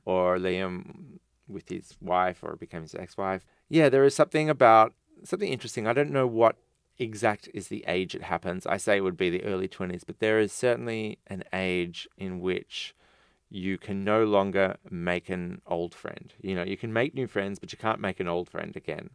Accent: Australia; an Australian writer

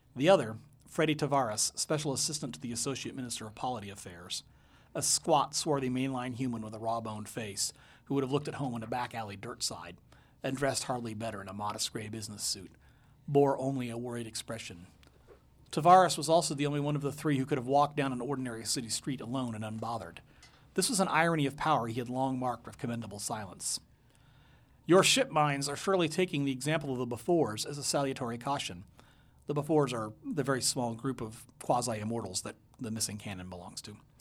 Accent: Taiwan; now in Portland, United States; I was born in Taiwan. It's been all in my childhood there.

